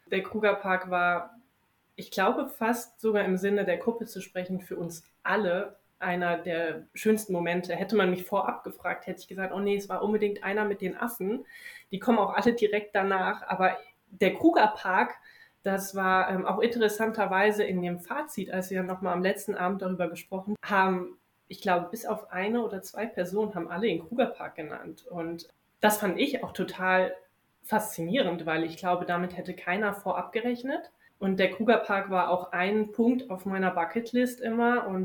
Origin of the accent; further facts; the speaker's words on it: Wiesbaden, Hesse, Germany; moved away as an adult; now in Bonn, Germany; Ich bin dieses Jahr 30 geworden, auch einer der Gründe, warum ich überhaupt diese Reise gemacht habe. Ich bin gebürtige Wiesbadenerin und lebe jetzt seit über zehn Jahren schon in Bonn.